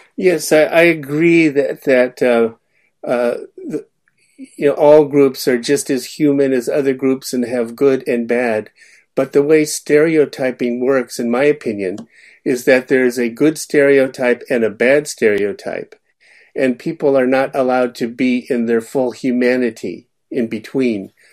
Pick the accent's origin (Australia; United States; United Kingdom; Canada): United States; Sacramento, California; moved away as an adult; also born or lived in Richmond, California / Stony Brook, New York; I, I, grew up in Sacramento